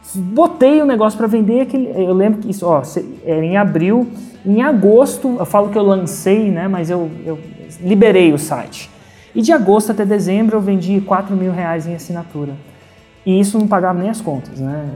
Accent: Brasília, Federal District, Brazil; moved away as an adult; also born or lived in São Carlos, São Paulo / Germany; nasci em Brasília, né? Fiz engenharia de computação em São Carlos, são Paulo

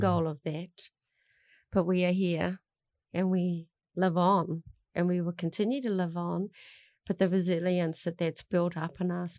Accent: Melbourne, Victoria, Australia; now in New Zealand; I grew up in Melbourne in, uh, a classroom of, uh, Chinese

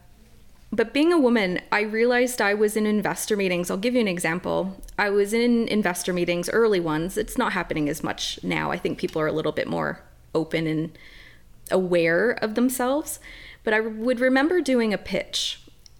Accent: Canada; I'm a Canadian woman.

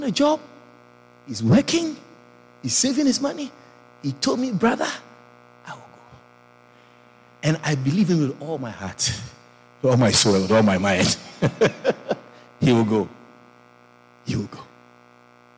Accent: Ghana

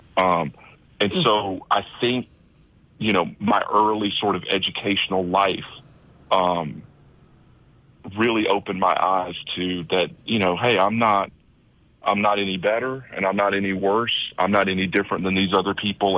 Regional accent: Birdie, south of Atlanta, Georgia, United States; moved away as an adult; now in St. Croix, U.S. Virgin Islands; I grew up in Birdie, which um, is a farm town south of Atlanta.

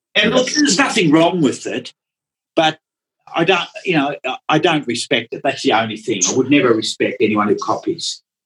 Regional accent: Melbourne, Victoria, Australia; first language Dutch; English is a second language; also born or lived in Netherlands; I grew up in Melbourne

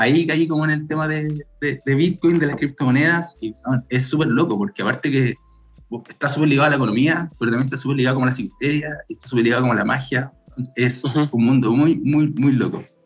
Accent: Santiago, Santiago Metropolitan Region, Chile; soy de Santiago, siempre he sido acá

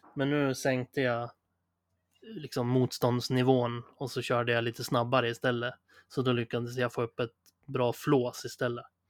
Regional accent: Sundsvall, Västernorrland County, Sweden; vi kommer ju från Sundsvall

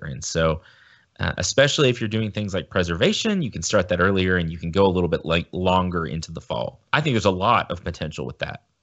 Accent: United States; as a Westerner, as an American

